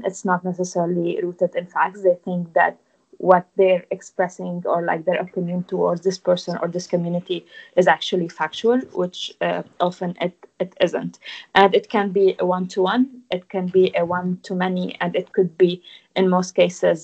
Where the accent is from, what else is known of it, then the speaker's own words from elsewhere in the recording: Lebanon; accent: Lebanese; English is a second language; moved away as an adult; also born or lived in France; now in United Kingdom; I grew up in Lebanon. So, like, my home is Lebanon, obviously. I moved to France when I was 19 for studies